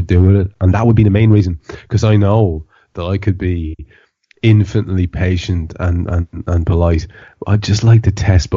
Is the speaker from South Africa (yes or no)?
no; Ireland; I'm an Irish country gentleman